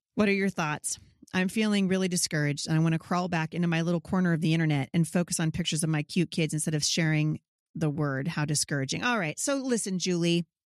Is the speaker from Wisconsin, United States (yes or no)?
no; Vancouver, Washington, United States; here in, uh, my hometown. of Vancouver, Washington